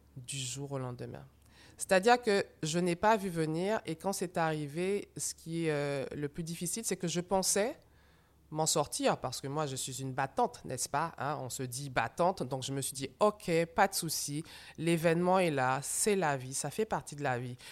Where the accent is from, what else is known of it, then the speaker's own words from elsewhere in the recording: Martinique; moved away; je suis donc rentrée chez moi en Martinique avec ma maman